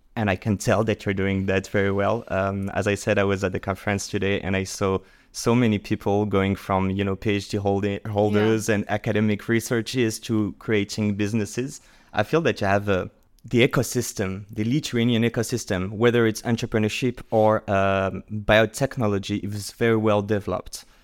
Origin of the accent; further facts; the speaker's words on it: France; accent: French; English is a second language; My accent is French, so I am French